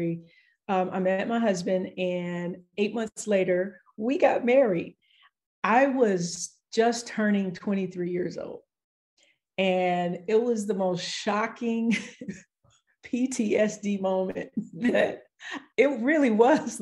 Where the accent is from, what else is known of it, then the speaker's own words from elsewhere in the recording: Los Angeles, California, United States; I grew up in Los Angeles.